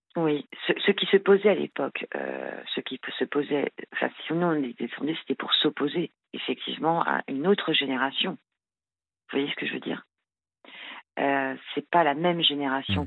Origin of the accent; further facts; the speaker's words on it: France; je suis française, hein, née, en France, euh, issue d'un parent, euh, d'un père français et d'une mère marocaine